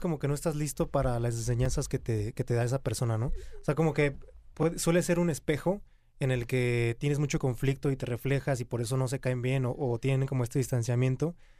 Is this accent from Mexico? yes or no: yes; Querétaro, Mexico; Yo soy de Querétaro